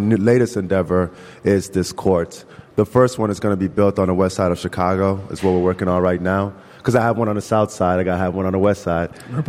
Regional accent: Nigeria; because I'm originally from Nigeria anyway. So how great it would be to bring it back home where we have plenty of sun, right?

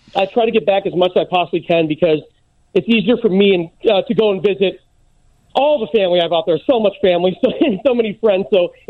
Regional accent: Ottawa, Illinois, United States; now in Los Angeles, United States; I grew up in Ottawa. It's right outside. It's outside of Chicago.

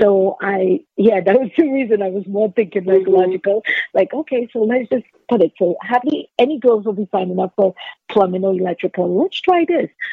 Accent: Trinidad & Tobago; I grew up in Trinidad and Tobago

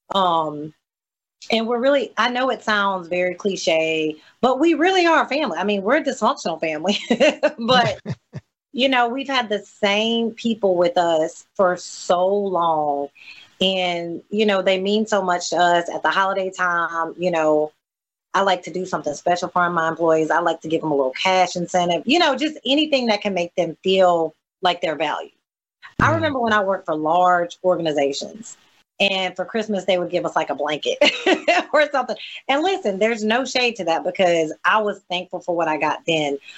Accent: coastal Mississippi, United States; Sometimes people think I'm from Louisiana, and I, I have to explain to them that well, in coastal Mississippi, we have a huge Louisiana New Orleans influence

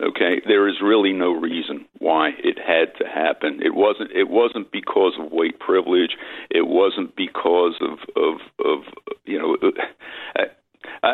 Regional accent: Philadelphia, Pennsylvania, United States; now in Cape May, United States; I grew up in Philadelphia

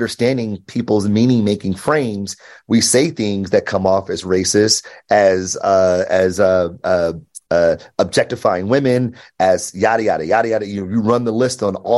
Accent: Detroit, Michigan, United States; I grew up in Detroit, born and raised

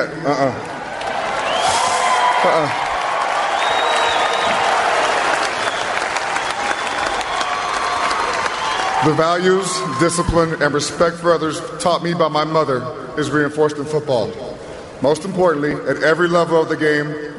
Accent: Lovington, New Mexico, United States; also born or lived in Pasco, Washington; My parents divorced when I was seven, and my mother moved us to Levington, New Mexico

